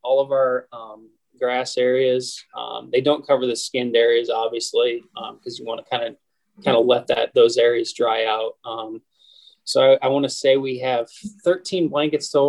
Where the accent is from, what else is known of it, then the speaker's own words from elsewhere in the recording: just south of Toledo, Northwest Ohio, United States; moved away as an adult; also born or lived in New York City; now in Pittsburgh, United States; I grew up in Northwest Ohio, just south of Toledo